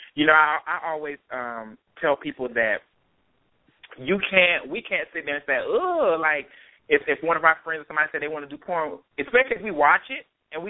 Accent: Atlanta, Georgia, United States; growing up in Atlanta

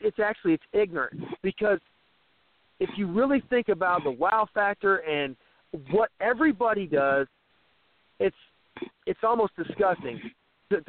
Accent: Midwest, United States; I'm from the Midwest

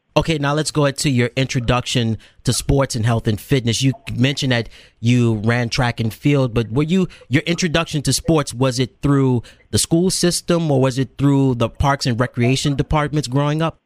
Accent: the South, United States; I'm from the South

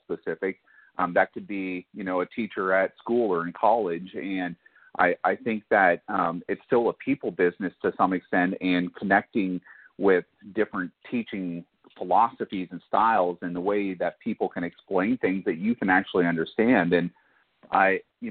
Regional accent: Barrie, Ontario, Canada; moved away; also born or lived in Texas; growing up in Canada

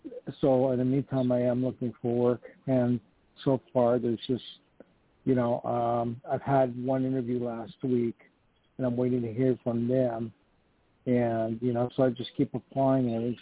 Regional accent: Canada; moved away as an adult; also born or lived in Poland / Hollywood; now in New York, United States; No, I was born in Poland, and then my family immigrated to Canada when I was two, and then I moved to Hollywood when I was back in 94. And then, unfortunately, I ended up in New York.

